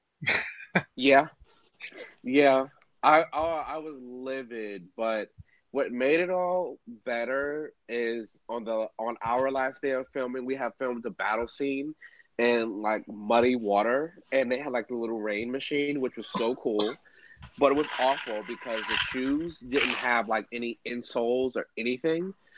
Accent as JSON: {"language": "English", "town": "Miami", "region": "Florida", "country": "United States", "said": "I'm from Miami"}